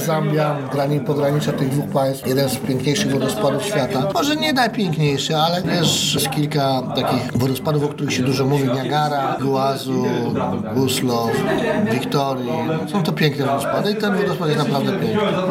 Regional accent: Kielce, Świętokrzyskie Voivodeship, Poland; pochodzimy z Kiel

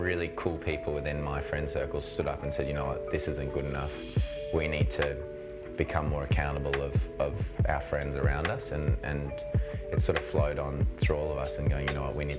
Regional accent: South Africa; now in Australia; I was born and raised in South Africa, in a big tennis family.

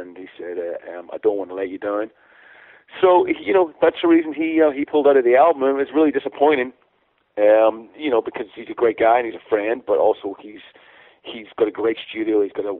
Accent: Ireland; obviously being Irish

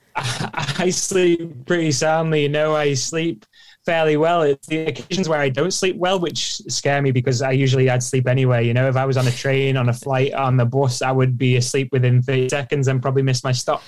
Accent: Isle of Man; growing up on the Isle of Man was ace

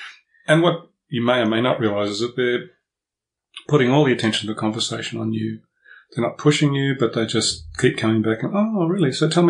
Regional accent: Melbourne, Victoria, Australia; I was born in Melbourne, and I'll always be a Melbourne boy, because this is my home base. This is the place I feel most comfortable.

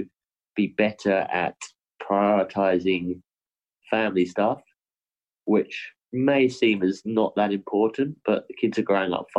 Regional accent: United Kingdom; now in Australia; my home country

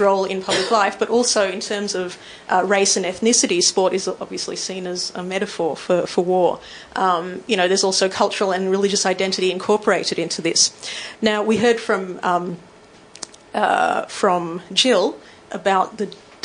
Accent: Melbourne, Victoria, Australia; also born or lived in Sydney; we're from Melbourne

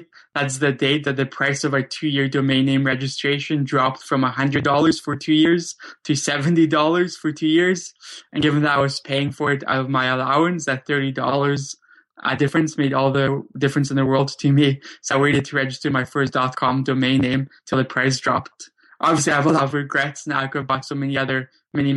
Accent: Vancouver, British Columbia, Canada; also born or lived in Krakow, Poland; I grew up in Vancouver, Canada, though I was originally born in Krakow, Poland

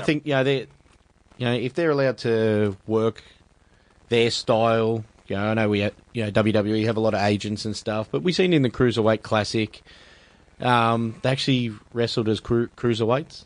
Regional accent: Australia; being Australian

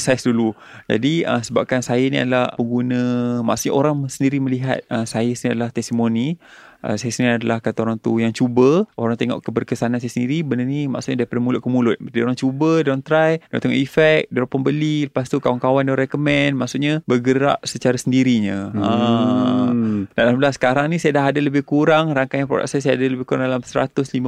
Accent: Shah Alam, Selangor, Malaysia; also born or lived in Kuala Lumpur; Saya dilahirkan di Kuala Lumpur, dibesarkan di Shah Alam.

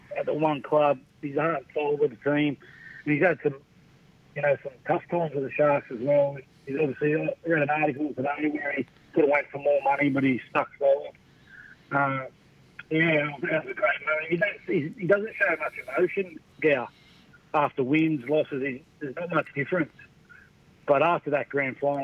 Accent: Central Coast, New South Wales, Australia; I grew up on the Central Coast near Newcastle

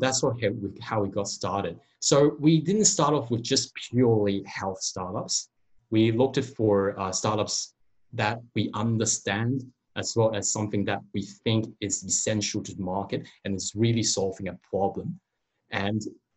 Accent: Hong Kong; now in Australia; I'm originated from Hong Kong, not from this country.

